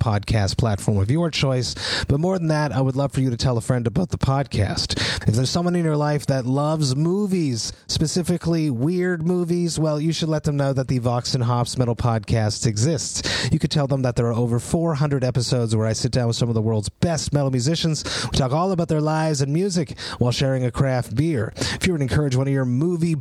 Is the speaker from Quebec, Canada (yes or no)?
yes; Montreal, Quebec, Canada; growing up in the Montreal metal scene